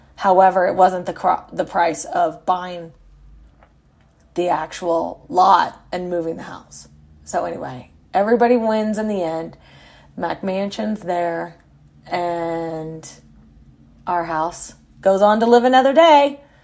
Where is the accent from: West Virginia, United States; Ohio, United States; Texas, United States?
Texas, United States; San Antonio; moved away; our original house, that I grew up in sits on Corona Street